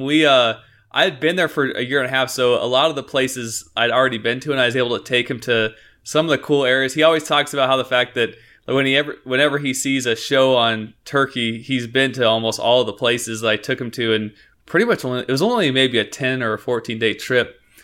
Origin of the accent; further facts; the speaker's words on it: Northeast Oregon, United States; we grew up in Northeast Oregon